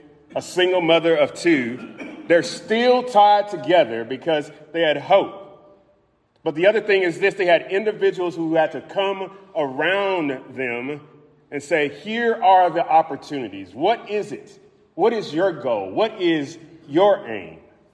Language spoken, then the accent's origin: English; Louisville, Kentucky, United States; I was born in Louisville, Kentucky.